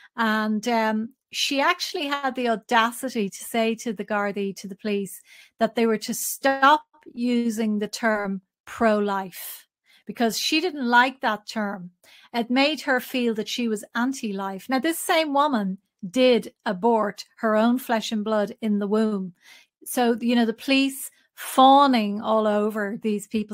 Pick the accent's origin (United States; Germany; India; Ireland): Ireland; I grew up in Catholic Ireland